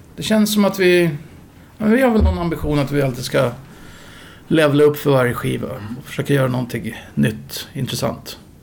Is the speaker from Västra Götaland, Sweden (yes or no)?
no; Upplands Väsby, Stockholm County, Sweden; jag växte upp i Upplands Väsby